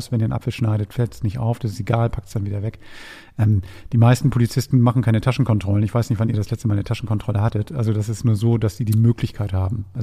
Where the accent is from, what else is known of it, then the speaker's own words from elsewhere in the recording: Hamburg, Germany; Ich sag nur Osten. Ähm, ja, okay. Ich sag nur Hamburger Osten.